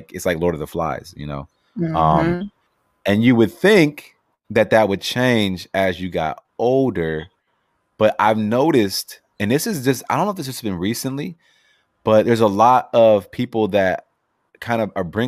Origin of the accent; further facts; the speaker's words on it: Los Angeles, California, United States; growing up